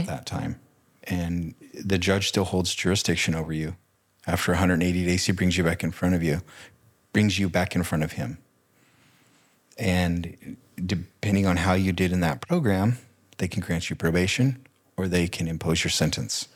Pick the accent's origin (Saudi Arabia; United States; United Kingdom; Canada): United States; Riverside, California; moved away as an adult; also born or lived in Banning, California / New Plymouth, Idaho / Boise, Idaho; I grew up in Southern California.